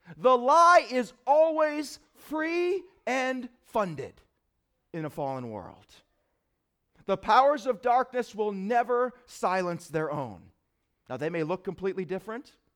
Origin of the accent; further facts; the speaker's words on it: United States; am I an American first